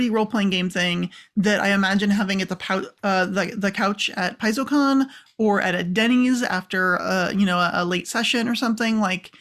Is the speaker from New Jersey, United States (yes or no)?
no; California, United States; accent: Californian; I'm originally from California and I still speak like a Californian